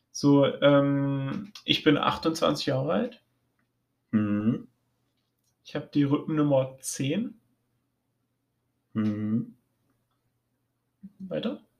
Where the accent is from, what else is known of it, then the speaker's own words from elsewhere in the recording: Sweden; ähm, ich komme aus Schweden.